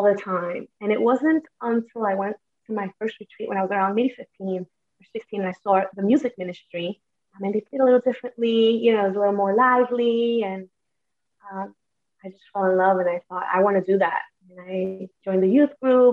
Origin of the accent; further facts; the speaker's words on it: New York City, New York, United States; I was born in Brooklyn